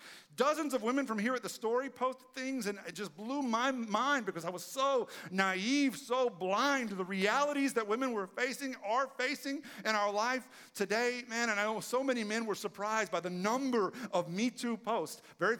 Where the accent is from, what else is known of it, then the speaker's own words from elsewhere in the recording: Texas, United States; who in my case was the same person because I'm from East Texas.